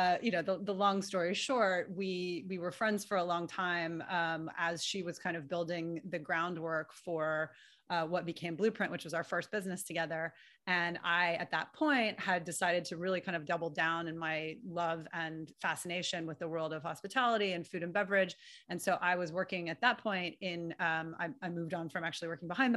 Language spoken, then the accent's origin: English; New York City, New York, United States; also born or lived in Illinois; I was born and raised in New York City.